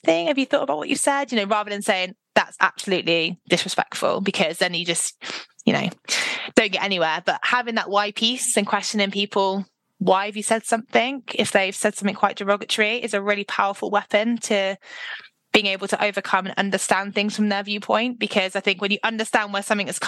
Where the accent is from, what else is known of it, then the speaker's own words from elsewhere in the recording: Devon, South West England, United Kingdom; I'm literally from Devon